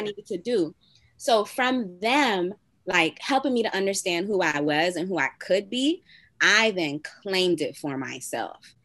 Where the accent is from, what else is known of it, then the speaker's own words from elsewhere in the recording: Miami, Florida, United States; And I'm from Miami